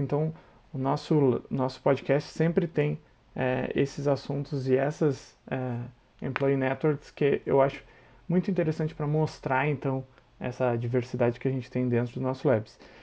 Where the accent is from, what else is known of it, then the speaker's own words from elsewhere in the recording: Santa Catarina, Brazil; moved away as an adult; now in São Leopoldo, Brazil; eu não sou do Rio Grande do Sul, né? Eu sou de Santa Catarina, eu me mudei para cá justamente para trabalhar na SAP